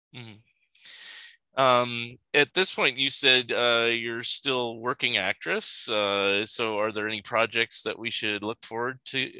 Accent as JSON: {"language": "English", "town": "Sunnyvale", "region": "California", "country": "United States", "tie": "born or raised there", "said": "Where I grew up in California, and there used to be a Toys R Us"}